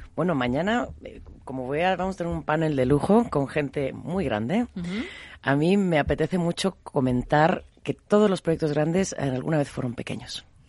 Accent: Mexico; moved away; also born or lived in Galicia (family) / Buenos Aires; yo soy mexicana de nacimiento, de familia gallega, soy hija de la migración

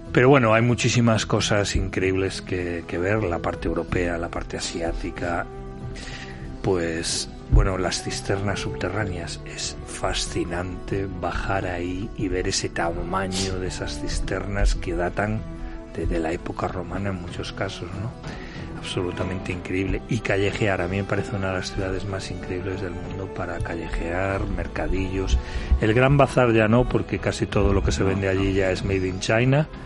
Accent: Spain; los españoles seguimos sin desestacionalizar nuestras vacaciones

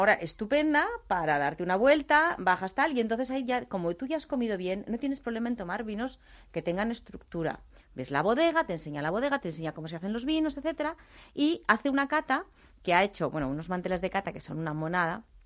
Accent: Ribera del Duero, Castile and León, Spain; yo que me crié en Ribera del Duero

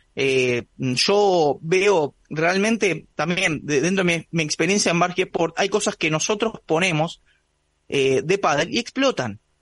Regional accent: Buenos Aires, Argentina; Yo soy de Buenos Aires

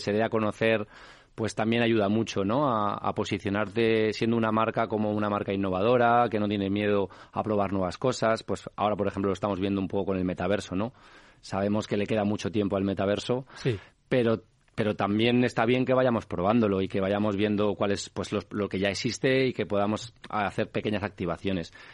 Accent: Madrid, Community of Madrid, Spain; yo soy ramireño del Ramiro de Maestu

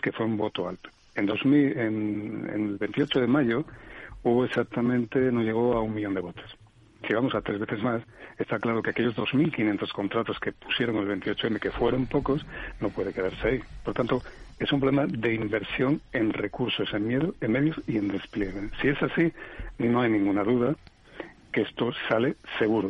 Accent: Asturias, Spain; en mi pueblo, que soy asturiano

